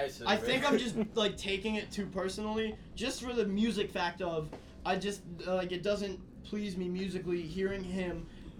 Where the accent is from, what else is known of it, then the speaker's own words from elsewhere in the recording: Pittsburgh, Pennsylvania, United States; I'm from Pittsburgh.